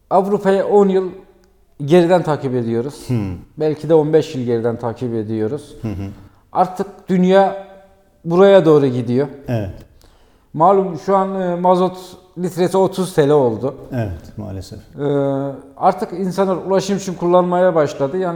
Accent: Iğdır, Turkey; Evet ben de Iğdırlıyım.

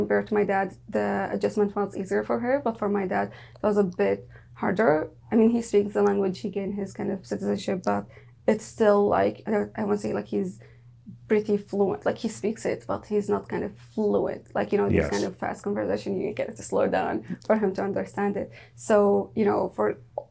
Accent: Daraa, Daraa Governorate, Syria; English is a second language; now in Canada; I came from Dara

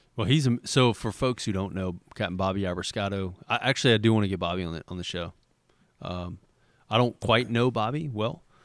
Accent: Port Sulphur, Louisiana, United States; growing up in, in Port Sulphur

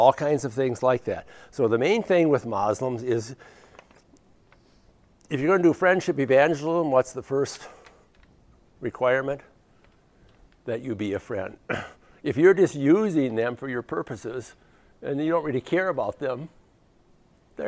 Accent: United States; I'm an American

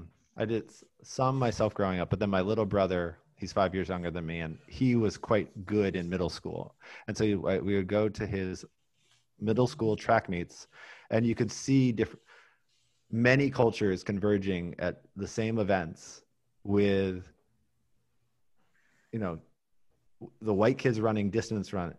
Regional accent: Oregon, United States; I grew up in Oregon in the 80s.

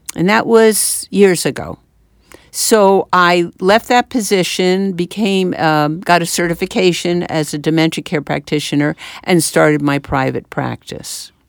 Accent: Westchester and Manhattan, New York, United States; moved away as an adult; now in New Jersey, United States; I grew up in, uh, Westchester and in Manhattan

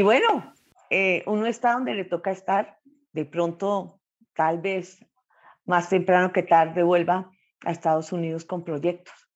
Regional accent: Bucaramanga, Santander, Colombia; now in Bogotá, Colombia; Nací en Bucaramanga, al oriente de Colombia

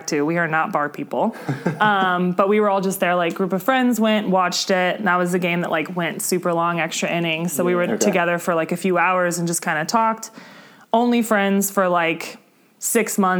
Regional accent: Indianapolis, Indiana, United States; moved away; also born or lived in Chicago; I'm from Indianapolis

